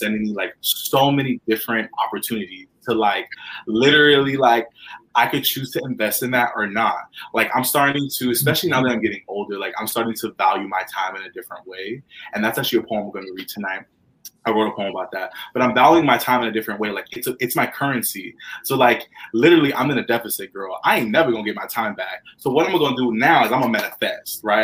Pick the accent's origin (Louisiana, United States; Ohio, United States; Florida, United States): Florida, United States; Tampa; moved away; back in my hometown of Tampa Bay